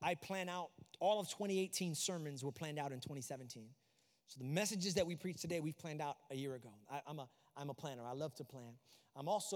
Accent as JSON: {"language": "English", "region": "New York", "country": "United States", "moved": "yes", "lives_now": "Florida, United States", "said": "I'm also from New York"}